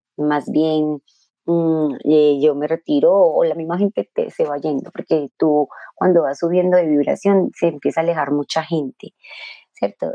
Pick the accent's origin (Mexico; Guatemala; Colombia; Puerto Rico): Colombia; yo era colombiana